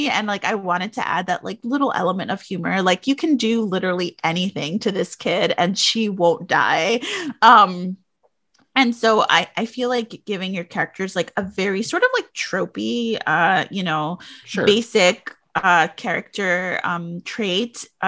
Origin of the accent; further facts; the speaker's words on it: New York City, New York, United States; as someone who grew up in like New York City, which I had my own set of like wild circumstances growing up in the Bronx, in the South Bronx in the 80s and 90s